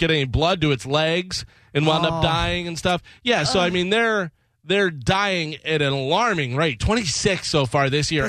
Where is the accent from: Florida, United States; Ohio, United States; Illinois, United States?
Illinois, United States; I've ridden horses growing up in Illinois. A lot of our neighbors had horses.